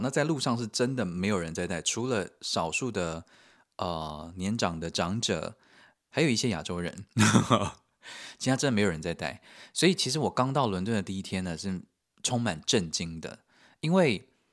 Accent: Taiwan; also born or lived in United Kingdom; now in Germany; 身为台湾人，我觉得也比较放心

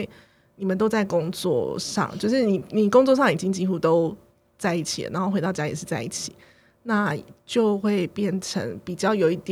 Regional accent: Taoyuan, Taiwan; 可是我却要说我是桃园人这样子

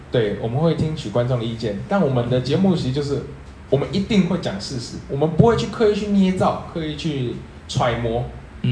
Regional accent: Taiwan; 我们台湾人民

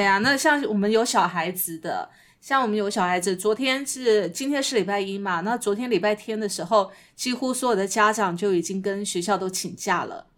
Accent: Taiwan; 身为台湾人

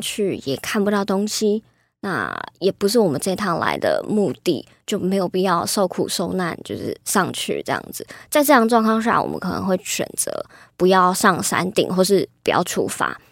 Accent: Taipei, Taiwan; 我是台北长大的小孩

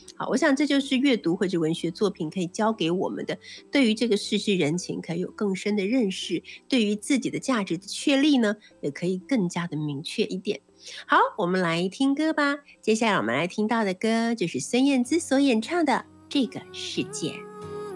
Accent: Taiwan; 不管是我们台湾那个岛屿

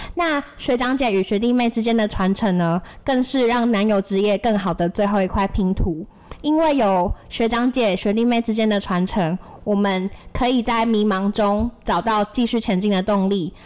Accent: Tainan, Taiwan; moved away as an adult; now in Taipei, Taiwan; 我自己是来自台南的私立学校

